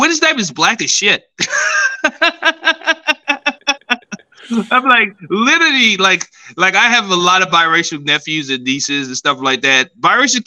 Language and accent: English; Nigeria; I'm Nigerian